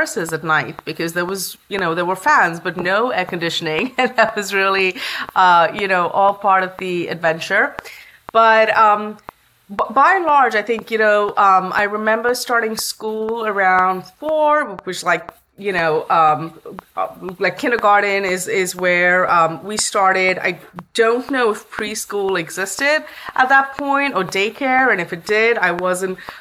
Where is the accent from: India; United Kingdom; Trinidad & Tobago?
India; Bangalore, Karnataka; also born or lived in Chennai / Kerala / Mumbai / Ahmedabad; now in Bay Area, United States; I was born in Chennai, which is in South India, and that's where my grandparents lived, although my hometown is Kerala. And I spent my formative years in Mumbai for a short bit, in Ahmedabad, and then Chennai before we settled down in Bangalore around the time I was four